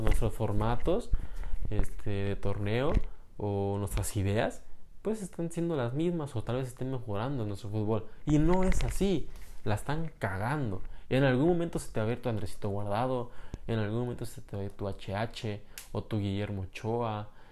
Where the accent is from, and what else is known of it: Mexico